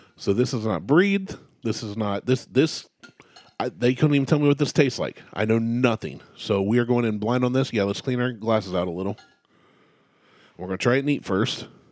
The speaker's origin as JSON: {"language": "English", "region": "Ohio", "country": "United States", "said": "I'm from Ohio"}